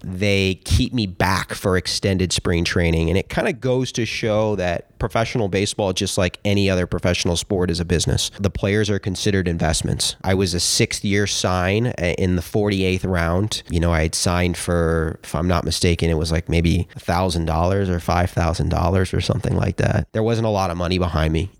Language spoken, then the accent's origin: English; Los Angeles, California, United States; I grew up in West L A, just on the other side of the hill.